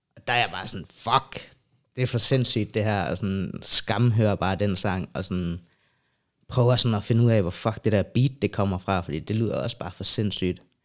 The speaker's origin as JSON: {"language": "Danish", "town": "Sønder Omme", "region": "Southern Denmark", "country": "Denmark", "tie": "born or raised there", "moved": "as an adult", "lives_now": "Copenhagen, Denmark", "said": "jeg er fra Jylland, rigtigt. Øh, fra en lille by, der hedder Sønder Omme, tæt ved Legoland, Billund. Så flytter jeg til København som 18-årig"}